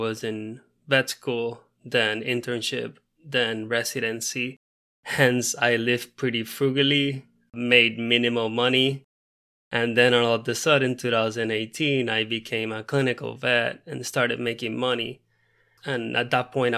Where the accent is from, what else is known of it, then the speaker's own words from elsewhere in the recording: Puerto Rico; first language Spanish; English is a second language; moved away as an adult; also born or lived in Missouri / Florida; now in Pomona, United States; I'm from Puerto Rico, so my first language is Spanish.